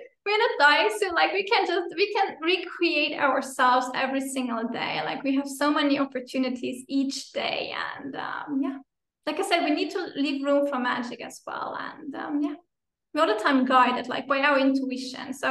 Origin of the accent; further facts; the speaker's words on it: Luxembourg; moved away as an adult; also born or lived in Finland / Brazil; I'm originally from Luxembourg. I'm again living in Luxembourg, but I also lived 8 years in Finland, and then for almost 5 years in Brazil